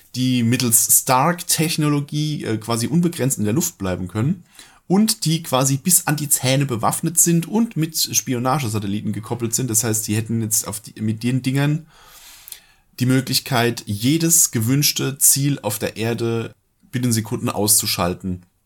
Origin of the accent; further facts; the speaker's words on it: Germany; bei uns in Deutschland